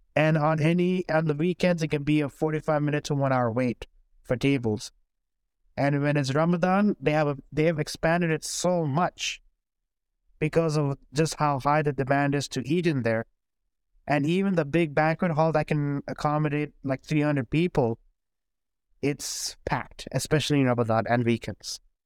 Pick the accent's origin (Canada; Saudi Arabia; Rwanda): Saudi Arabia; now in Houston, United States; growing up in Saudi Arabia